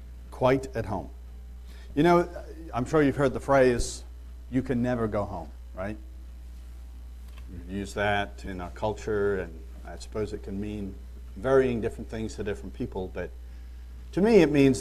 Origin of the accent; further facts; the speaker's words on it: Liverpool, North West England, United Kingdom; born there; But I was born in Liverpool, but that's really not my home. I don't remember that, obviously.